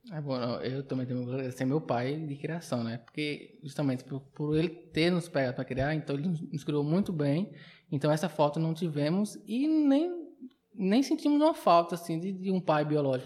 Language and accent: Portuguese; Uibaí, Bahia, Brazil; also born or lived in Xique-Xique, Bahia; now in Barreiras, Brazil; eu nasci em Chique Chique, mas com uns dois anos de idade que eu fui para para Hidrolândia